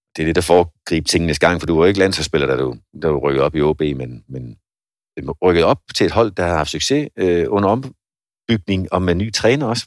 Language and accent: Danish; Svendborg, Southern Denmark, Denmark; der, hvor jeg kommer fra, Svendborg